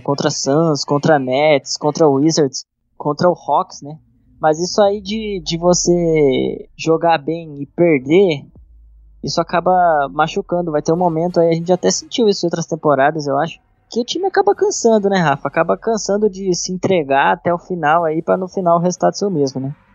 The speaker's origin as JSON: {"language": "Portuguese", "country": "Brazil", "said": "Como bom brasileiro"}